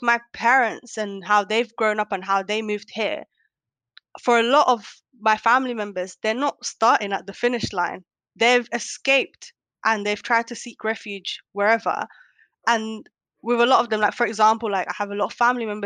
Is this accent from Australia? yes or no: no; United Kingdom; also born or lived in Kenya / Netherlands; based on the upbringing in the UK as a British Somali